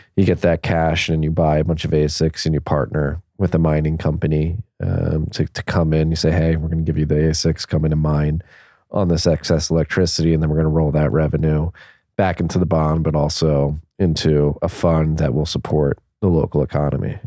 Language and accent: English; Philadelphia, Pennsylvania, United States; moved away; also born or lived in Havertown, Pennsylvania; I grew up born and raised in Philadelphia in Northeast Philly